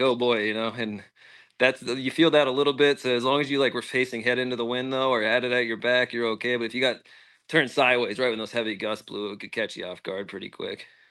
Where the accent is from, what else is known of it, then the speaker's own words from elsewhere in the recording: Pennsylvania, United States; I'm from Pennsylvania